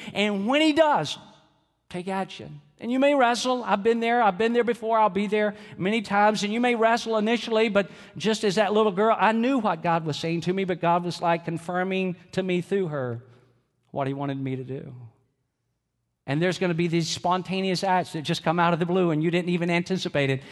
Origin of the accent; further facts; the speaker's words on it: Georgia, United States; I'm from Georgia